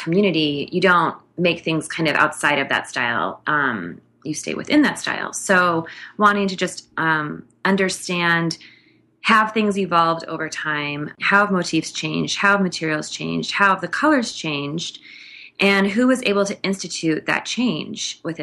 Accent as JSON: {"language": "English", "region": "Minnesota", "country": "United States", "tie": "born or raised there", "said": "I grew up in Minnesota"}